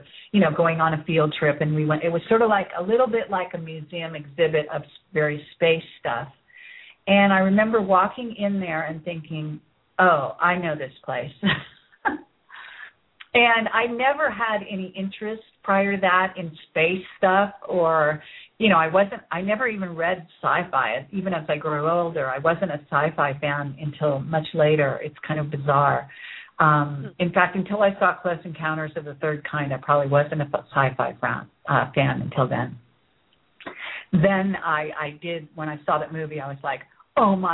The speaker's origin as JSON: {"language": "English", "area": "Bay Area", "region": "California", "country": "United States", "tie": "born or raised there", "said": "I grew up in the Bay Area, where Apple Computer was, you know, kind of created"}